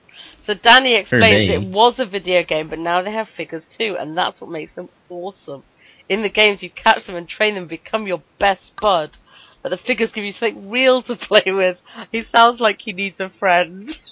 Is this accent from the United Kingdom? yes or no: yes; United Kingdom; well, I'm